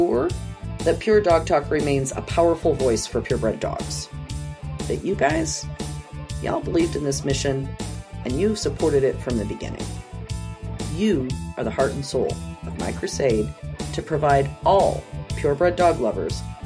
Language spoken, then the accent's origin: English; Roseburg, Oregon, United States; Roseburg High School, class of 1986